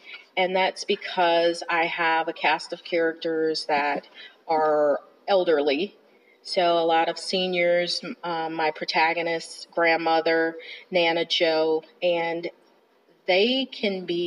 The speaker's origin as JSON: {"language": "English", "town": "South Bend", "region": "Indiana", "country": "United States", "tie": "born or raised there", "moved": "as an adult", "lives_now": "Chattanooga, United States", "said": "I was born and raised in South Bend, Indiana, and I recently moved to Chattanooga, Tennessee"}